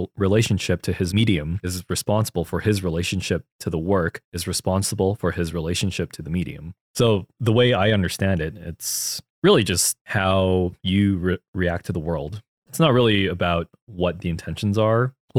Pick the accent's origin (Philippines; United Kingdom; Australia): Philippines; because of your culture as a Korean person and my culture as a Filipino person, the way we approach this medium, they're vastly different between each other.